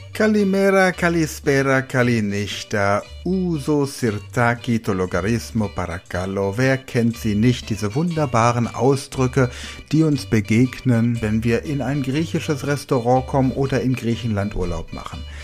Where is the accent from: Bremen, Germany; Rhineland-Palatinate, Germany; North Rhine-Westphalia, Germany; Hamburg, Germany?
Rhineland-Palatinate, Germany; now in Rhenish Hesse, Germany; Da wo ich wohne, hier in der Rheinhessen-Gegend, ich komme aus der Pfalz